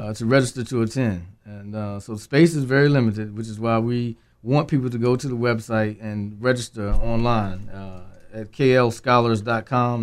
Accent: Henderson, North Carolina, United States; my hometown, I taught in Henderson, North Carolina

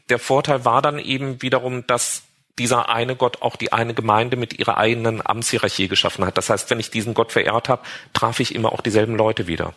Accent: Marburg, Hesse, Germany; ich bin eben in Marburg aufgewachsen

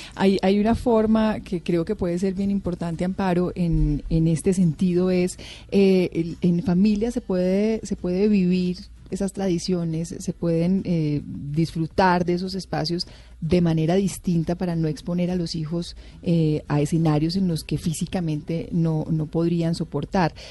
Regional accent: Marinilla, Antioquia, Colombia; yo soy de Marinilla, en Marinilla, Antioquia, se vive una de las Semanas Santas más bellas de, la región

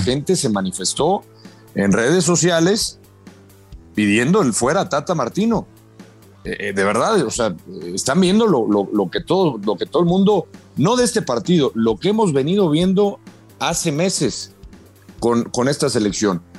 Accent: Mexico

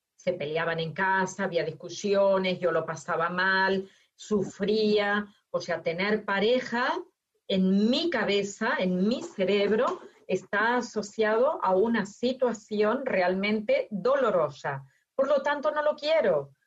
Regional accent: Argentina; moved away; yo que nací en Argentina, me encontré en Argentina con mi marido que es de Cataluña

